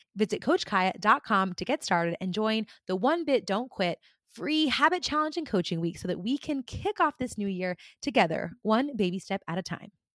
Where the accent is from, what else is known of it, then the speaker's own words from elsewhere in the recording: California, United States; moved away; I grew up in California, and I live here again now